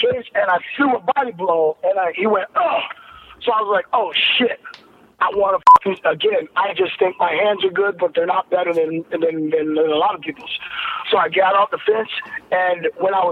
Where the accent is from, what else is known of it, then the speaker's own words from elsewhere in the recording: Ohio, United States; I'm from Ohio, Midwest, farmers and shit